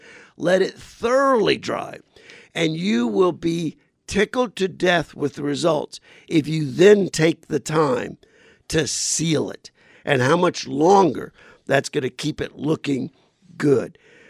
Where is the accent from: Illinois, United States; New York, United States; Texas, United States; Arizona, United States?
Arizona, United States; Phoenix; I said, well, I'm from Phoenix. I've got a Ford dealer I really like.